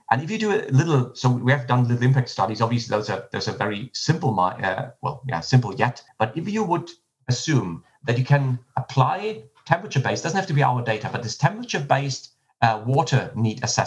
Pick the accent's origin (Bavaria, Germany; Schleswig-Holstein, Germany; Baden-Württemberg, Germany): Schleswig-Holstein, Germany; now in Freiburg, Germany; I grew up in Schleswig-Holstein and in Germany